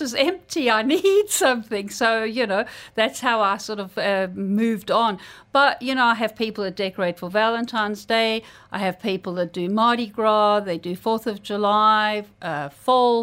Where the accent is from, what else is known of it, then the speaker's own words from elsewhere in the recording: South Africa; now in Dubai, United Arab Emirates; where I grew up in South Africa